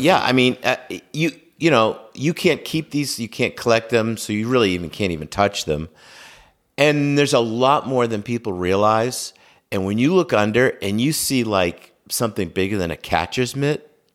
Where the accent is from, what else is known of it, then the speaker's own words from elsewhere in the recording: Norwell, Massachusetts, United States; I grew up in Norwell, Massachusetts, and have lived in the South Shore my entire life